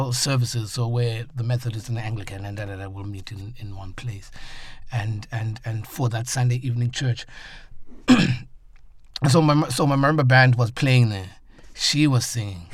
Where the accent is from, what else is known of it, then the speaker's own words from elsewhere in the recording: South Africa; I'm from South Africa and Africa